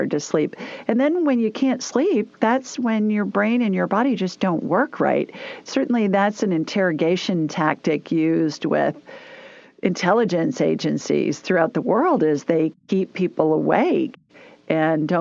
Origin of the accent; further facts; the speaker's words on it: Columbus, Ohio, United States; I grew up in Columbus, Ohio